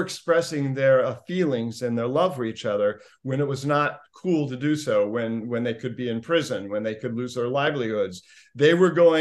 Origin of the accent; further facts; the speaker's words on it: Indiana, United States; growing up in Indiana